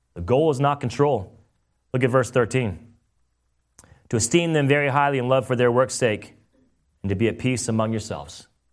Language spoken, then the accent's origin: English; California, United States; now in Meriden, Connecticut, United States; I'm from California